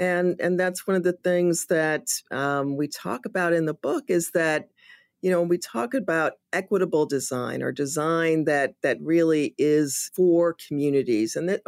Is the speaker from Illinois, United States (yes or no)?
yes; Chicago, Illinois, United States; I'm from the South Side of Chicago. I know exactly what that looks like